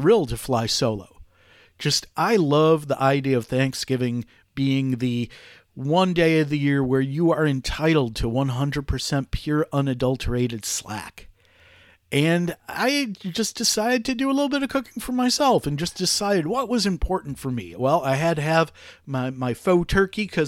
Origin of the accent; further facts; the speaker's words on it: United States; like a lot of kids growing up in the United States